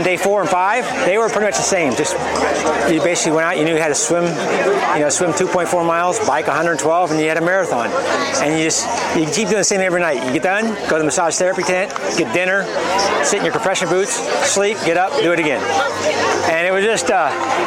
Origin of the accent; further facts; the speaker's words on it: Ankeny, Iowa, United States; from Ankeny, Iowa